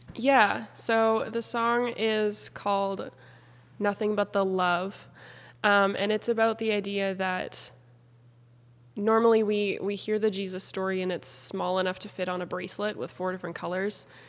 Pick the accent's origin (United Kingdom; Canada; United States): Canada; Beauséjour, Manitoba; moved away as an adult; now in Abbotsford, Canada; I'm from Treaty One territory in small town Manitoba, a town called Beauséjour